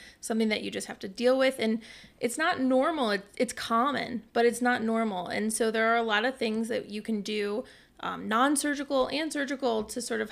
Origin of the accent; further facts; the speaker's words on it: Cleveland, Ohio, United States; moved away as an adult; also born or lived in New Orleans, Louisiana / Houston, Texas; now in Austin, United States; I grew up in Cleveland, Ohio, and I did most of my education in Ohio